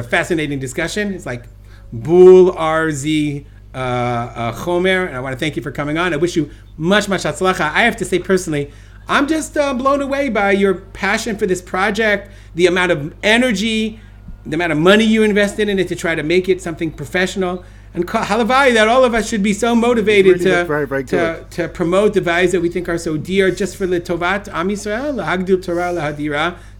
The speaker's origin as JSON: {"language": "English", "town": "Brooklyn", "region": "New York", "country": "United States", "tie": "born or raised there", "said": "I'm an American, I'm from New York, I grew up in Brooklyn, I'm a Jew."}